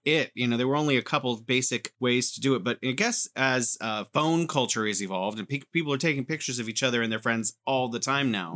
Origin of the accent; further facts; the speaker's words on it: United States; now in China; as an American growing up watching T V